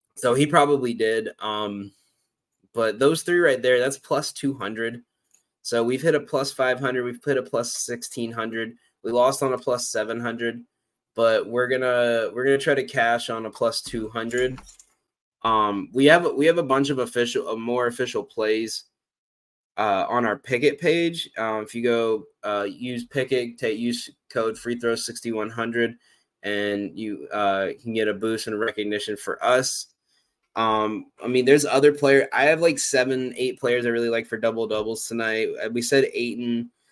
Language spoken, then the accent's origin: English; the Carolinas, United States; growing up in the Carolinas